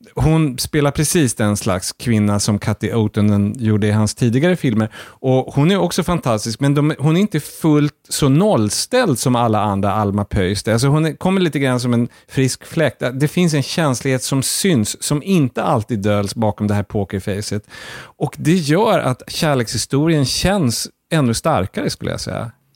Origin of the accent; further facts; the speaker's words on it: Sweden; Som svensk